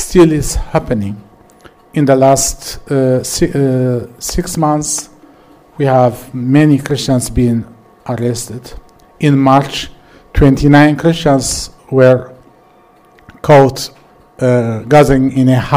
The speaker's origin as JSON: {"language": "English", "country": "Eritrea", "said": "I am from Eritrea"}